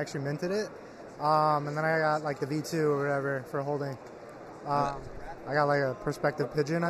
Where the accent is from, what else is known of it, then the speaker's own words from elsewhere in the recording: Stony Brook, New York, United States; I'm from New York, Long Island.